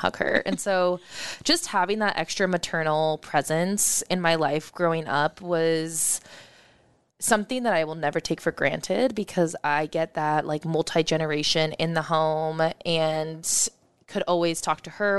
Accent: Omaha, Nebraska, United States; I grew up in West Omaha

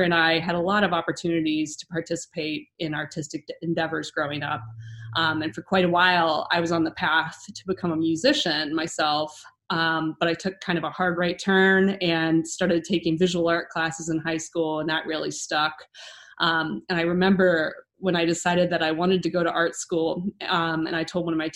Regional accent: Ohio, United States; I grew up here. I'm an Ohioan, born and bred

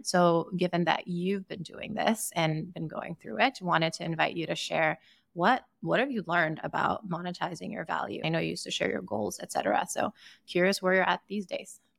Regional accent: Sierra Leone; also born or lived in Boston / San Francisco / New York City; now in Austin, United States; I grew up in Sierra Leone, I would spend summers in Ukraine

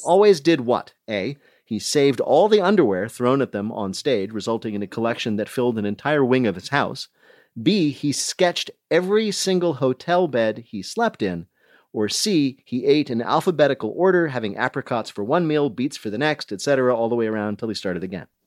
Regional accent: Union County, New Jersey, United States; moved away; I grew up in Union County.

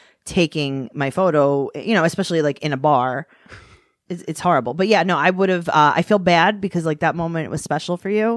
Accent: New York City, New York, United States; I grew up in Queens.

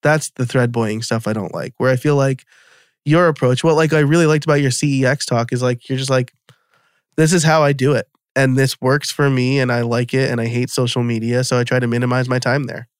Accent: New York, United States; now in West Chester, United States; I live in Westchester, Pennsylvania now, so I'm from New York originally

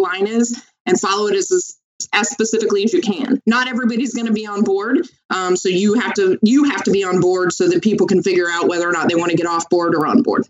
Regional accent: Tampa, Florida, United States; now in Washington, D.C. area, United States; am born and raised in Tampa, and then um, lived in a couple of different um, couple different areas of the country

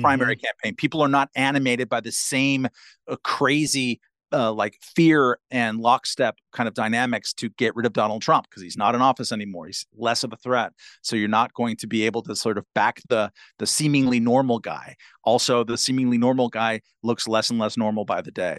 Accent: California, United States; my home state of California

